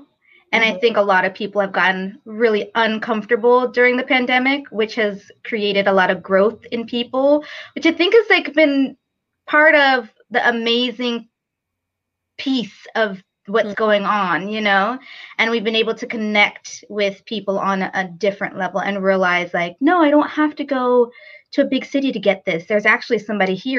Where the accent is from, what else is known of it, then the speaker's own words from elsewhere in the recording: New York, United States; moved away as an adult; now in Raleigh, United States; I'm actually originally from New York and moved here about 7 years ago to Raleigh, North Carolina